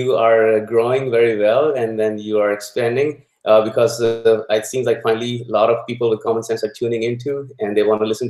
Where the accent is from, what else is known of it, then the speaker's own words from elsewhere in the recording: Lahore, Punjab, Pakistan; moved away as an adult; now in United States; I'm originally from Pakistan. I was born and raised in Lahore, Pakistan